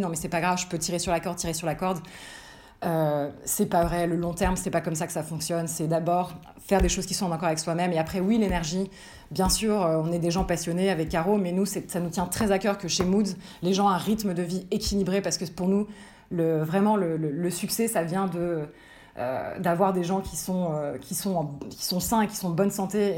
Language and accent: French; Paris, Île-de-France, France; also born or lived in Lille; je suis franco-américaine mais je suis née, j'ai grandi à Paris